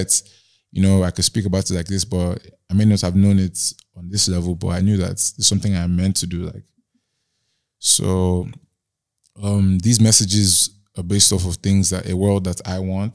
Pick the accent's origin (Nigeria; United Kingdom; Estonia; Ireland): Nigeria; Growing up in Nigeria